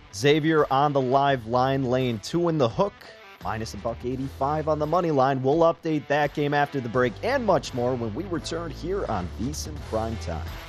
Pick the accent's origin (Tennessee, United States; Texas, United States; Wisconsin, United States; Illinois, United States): Illinois, United States; Chicago; growing up in Chicago